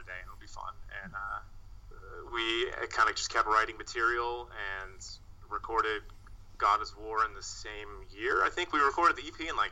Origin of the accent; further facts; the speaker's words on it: Massachusetts, United States; moved away as an adult; also born or lived in New York; We're all from Massachusetts originally